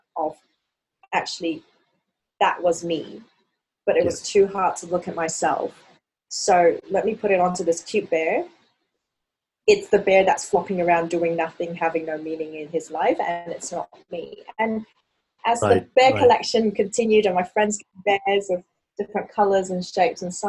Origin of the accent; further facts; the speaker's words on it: Hong Kong; the way I grew up in Hong Kong